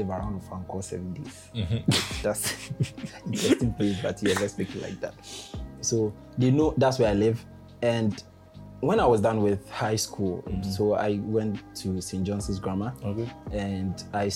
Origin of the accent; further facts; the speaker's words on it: Ghana; I'm fully Ghanaian